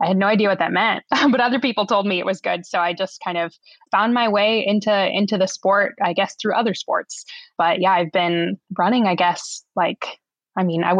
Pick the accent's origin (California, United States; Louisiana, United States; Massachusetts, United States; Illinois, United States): California, United States; Southern; moved away as an adult; also born or lived in Bay Area, California; now in Oregon, United States; I grew up in Southern California